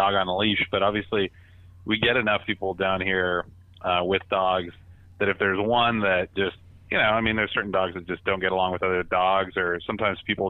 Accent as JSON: {"language": "English", "town": "Portland", "region": "Oregon", "country": "United States", "tie": "born or raised there", "also_born_or_lived": "Wisconsin", "said": "I grew up in Portland"}